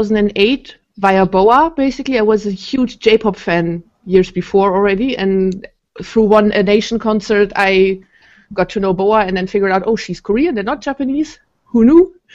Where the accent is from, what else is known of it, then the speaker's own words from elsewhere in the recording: Germany; I'm from Germany, and I'm 29 now